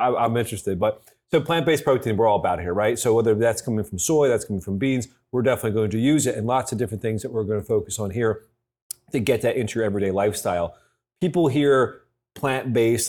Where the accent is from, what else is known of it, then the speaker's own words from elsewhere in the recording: Philadelphia, Pennsylvania, United States; moved away; I was born in Philadelphia